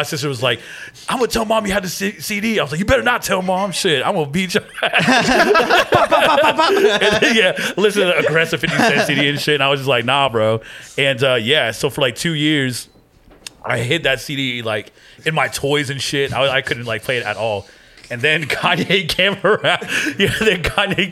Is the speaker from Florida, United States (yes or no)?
yes; Fort Lauderdale, Florida, United States; I was actually born in Florida.